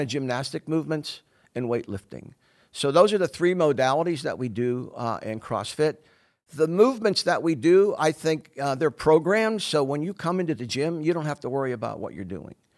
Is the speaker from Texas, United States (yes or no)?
no; Pittsburgh, Pennsylvania, United States; moved away as an adult; also born or lived in New Jersey; now in Simpsonville, United States; I'm originally from Pittsburgh, Pennsylvania. I was born and raised there.